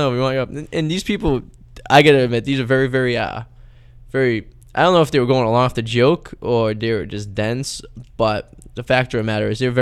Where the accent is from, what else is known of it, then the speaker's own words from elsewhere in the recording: Lynn, Massachusetts, United States; I'm from Lynn.